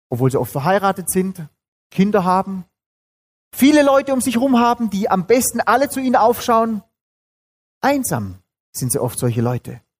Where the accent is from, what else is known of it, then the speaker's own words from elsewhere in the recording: Baden-Württemberg, Germany; Bin aufgewachsen auch in Süddeutschland, genauso wie ihr, allerdings nicht in Bayern, sondern in Baden-Württemberg.